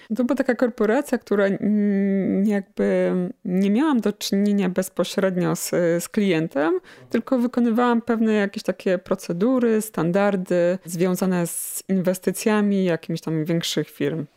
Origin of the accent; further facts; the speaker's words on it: Chełmiec, Lesser Poland, Poland; moved away as an adult; also born or lived in Kraków; now in Radków, Poland; wychowałam się w, pod Nowym Sączem w Chemcu